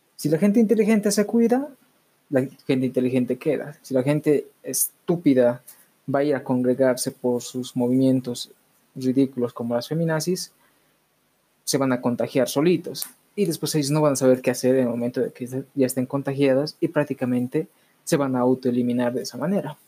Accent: Bolivia; en mi país

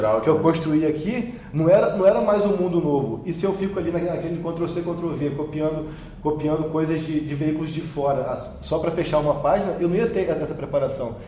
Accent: Campos dos Goytacazes, Rio de Janeiro, Brazil; moved away as an adult; minha origem sempre foi lá de Goitacazes

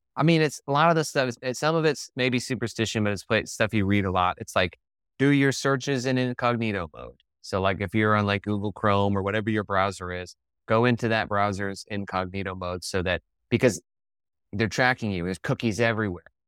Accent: Denver, Colorado, United States; moved away as an adult; also born or lived in Ohio / Baltimore; I grew up in Colorado, went to school in Ohio, moved to Baltimore

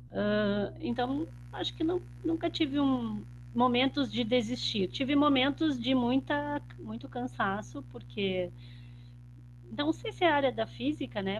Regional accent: Ijuí, Rio Grande do Sul, Brazil; moved away as an adult; also born or lived in Porto Alegre; eu morava em Juí, tá? Eu sou de uma cidade do interior do Rio Grande do Sul

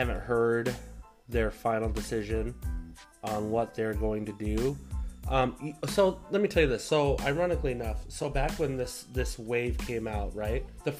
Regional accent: Brookings, South Dakota, United States; now in Iowa, United States; my hometown in Brookings.

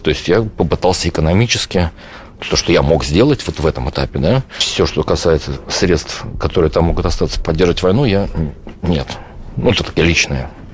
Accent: Saint Petersburg, Russia; moved away as an adult; мы просто из Питера

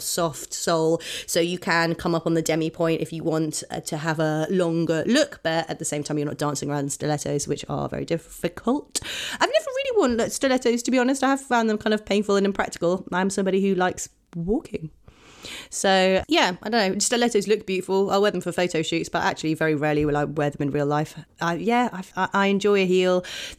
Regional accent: Oxford, South East England, United Kingdom; born or raised there

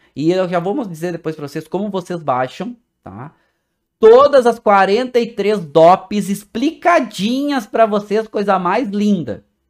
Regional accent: Brazil; Como nós brasileiros

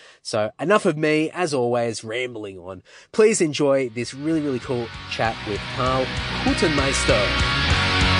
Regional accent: Redcliffe, Queensland, Australia; I was born and raised in Redcliffe, and then lived all over Queensland, and then came back to Redcliffe for high school

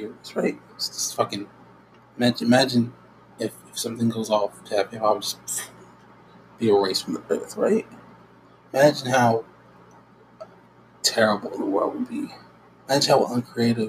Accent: United States; I am American

